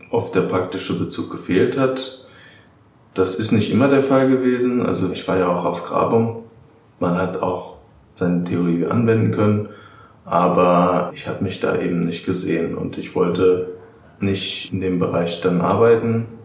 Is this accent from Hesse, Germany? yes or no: yes; Darmstadt, Hesse, Germany; Ich komme aus Darmstadt, ich bin 28 Jahre